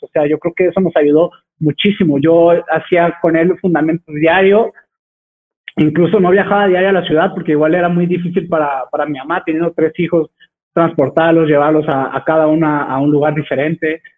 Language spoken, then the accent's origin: Spanish; Texcoco, State of Mexico, Mexico; soy originario de Texcoco